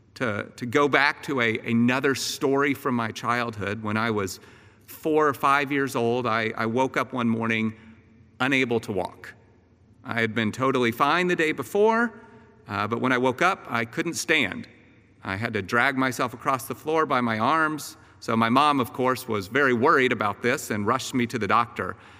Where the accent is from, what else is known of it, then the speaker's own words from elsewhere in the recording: Atlanta, Georgia, United States; also born or lived in Austin, Texas; when I was eight years old, uh, my family and I moved from Austin, Texas, here to the northern suburbs of Atlanta